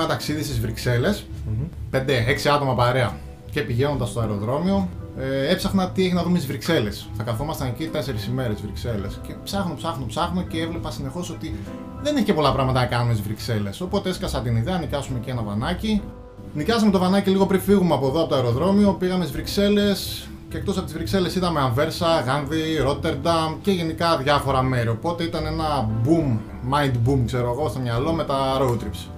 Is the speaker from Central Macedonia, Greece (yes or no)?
yes; Aridaia, Central Macedonia, Greece; η καταγωγή μου από την Αριδέα. Η Αριδέα βρίσκεται στα ολτρά Πόζαρ για όποιον ξέρει.